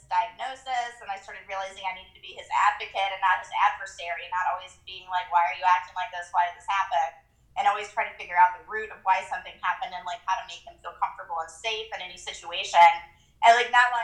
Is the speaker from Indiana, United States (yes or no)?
no; Greensboro, North Carolina, United States; moved away as an adult; now in Maryland, United States; we're from a town called Greensboro